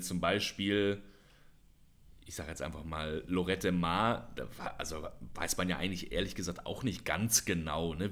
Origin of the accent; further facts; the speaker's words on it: Germany; now in Indonesia; als Deutscher